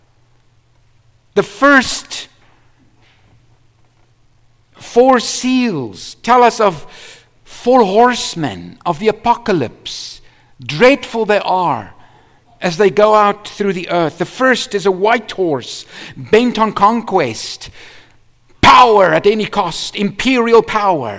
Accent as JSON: {"language": "English", "country": "South Africa", "said": "I was from South Africa."}